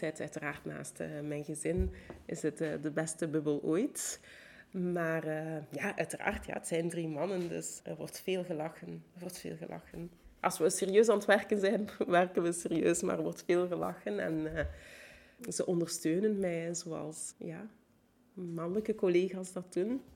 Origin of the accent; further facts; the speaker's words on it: Bergamo, Lombardy, Italy; Ik ben in Bergamo opgegroeid